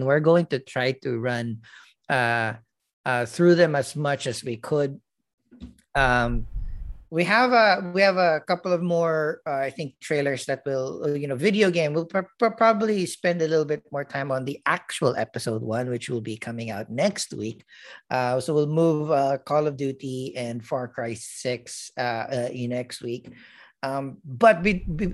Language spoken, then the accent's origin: English; Philippines; moved away; growing up in the Philippines and, you know, being in a smaller school when I was in grade school